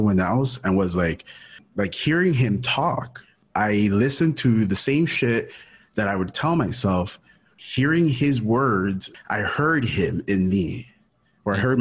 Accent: Miami, Florida, United States; also born or lived in Ecuador; born in Ecuador, raised in Miami. I came to the U.S. when I was in 89. I must have been three-ish or so. So lived in Miami my whole life

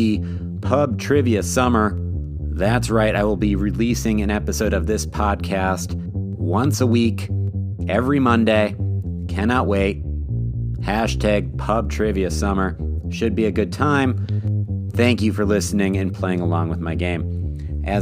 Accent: Minnesota, United States; my home state of Minnesota

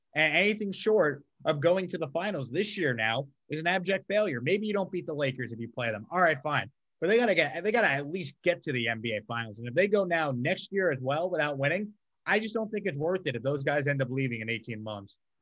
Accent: Long Island, New York, United States; now in Houston, United States; I grew up on Long Island, uh, South

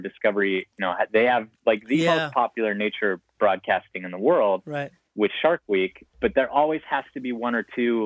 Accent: Montana, United States; I grew up in Montana

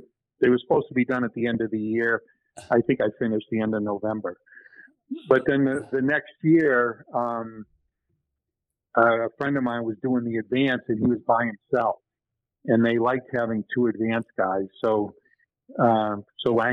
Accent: New Hampshire, United States; we grew up in New Hampshire together

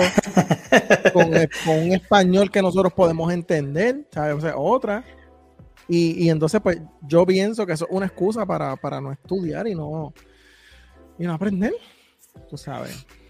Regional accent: Puerto Rico; nosotros que somos de Puerto Rico

